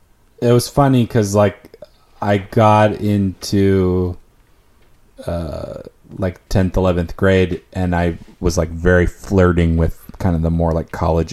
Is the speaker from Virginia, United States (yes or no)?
no; Texas, United States; No, I'm just in town visiting. I'm from Texas